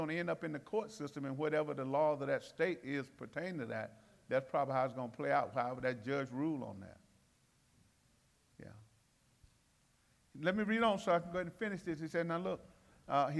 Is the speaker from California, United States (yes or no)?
no; Alabama, United States; I'm from Alabama